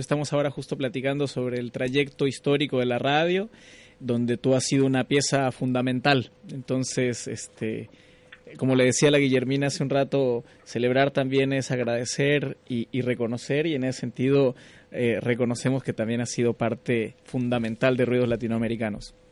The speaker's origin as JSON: {"language": "Spanish", "region": "Yucatán", "country": "Mexico", "moved": "as an adult", "lives_now": "Concepción, Chile", "said": "yo soy mitad mexicano. Bueno, soy mexicano, pero tengo ascendencia uruguaya"}